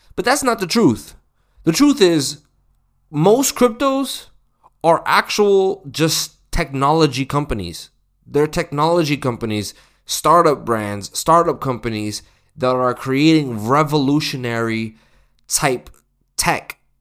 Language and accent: English; the West, United States; I'm from America. I'm, I'm from the West.